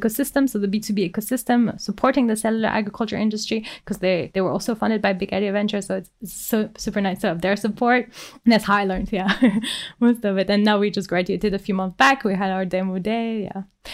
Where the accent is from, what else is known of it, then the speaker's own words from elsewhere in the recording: France; I come from France